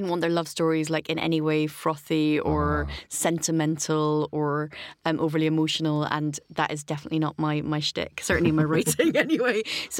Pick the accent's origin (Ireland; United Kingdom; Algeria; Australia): United Kingdom; Aberdeen, Scotland; born there; I was born in Aberdeen to a matriarchal clan of fishwives and fishermen.